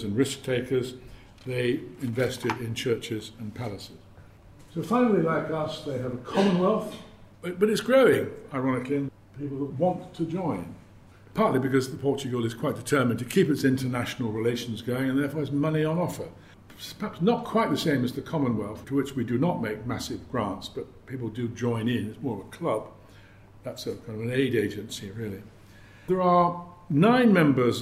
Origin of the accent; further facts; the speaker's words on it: United Kingdom; being British